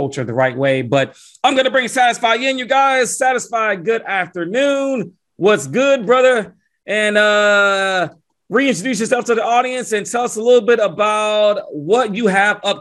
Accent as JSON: {"language": "English", "town": "Atlanta", "region": "Georgia", "country": "United States", "tie": "born or raised there", "moved": "yes", "lives_now": "Kansas City, United States", "said": "my hometown, Atlanta, Georgia"}